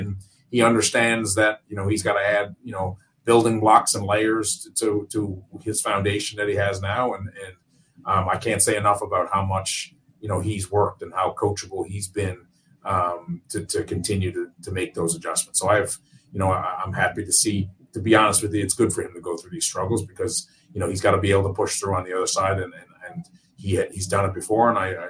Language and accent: English; Newfoundland and Labrador, Canada; now in Greater Toronto Area, Canada; I'm from Newfoundland originally